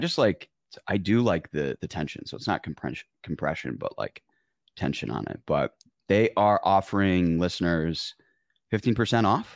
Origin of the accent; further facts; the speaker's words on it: Michigan, United States; You're going to Michigan. That's my home state